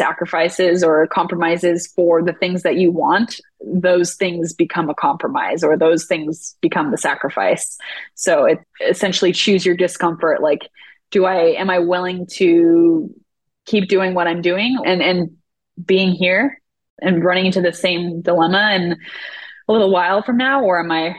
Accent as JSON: {"language": "English", "region": "California", "country": "United States", "tie": "born or raised there", "also_born_or_lived": "Oregon", "said": "I grew up in California, lived in Oregon for the past 11 years, and then moved back down here recently."}